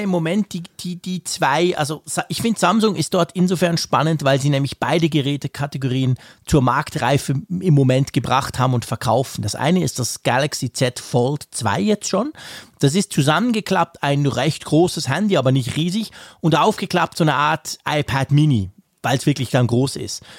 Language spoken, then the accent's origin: German; Switzerland; bei uns in der Schweiz